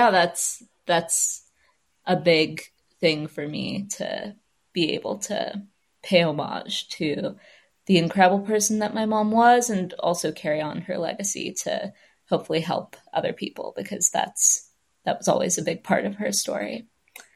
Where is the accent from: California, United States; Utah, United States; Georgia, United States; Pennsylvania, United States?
California, United States; also born or lived in Michigan / Los Angeles; I'm from California, have lived there almost my whole life, except for these international stints and a brief stint in Michigan